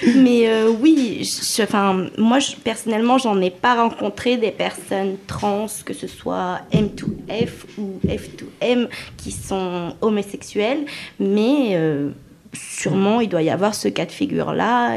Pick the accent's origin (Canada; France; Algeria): France; Lyon, Auvergne-Rhône-Alpes; Je suis lyonnaise d'origine tunisienne